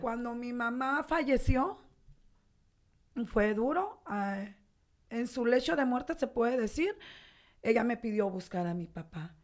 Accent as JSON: {"language": "Spanish", "town": "Los Mochis", "region": "Sinaloa", "country": "Mexico", "tie": "born or raised there", "moved": "as an adult", "lives_now": "Tijuana, Mexico", "said": "mi ciudad natal, que amo tanto y estoy orgullosa de ella, no me dio en 42 años"}